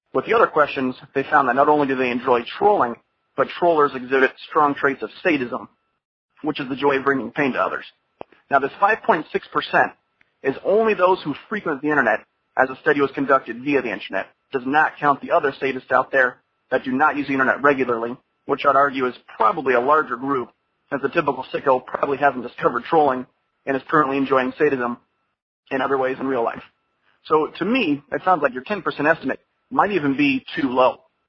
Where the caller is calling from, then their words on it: Florida, United States; Hi, Jack. … from Florida.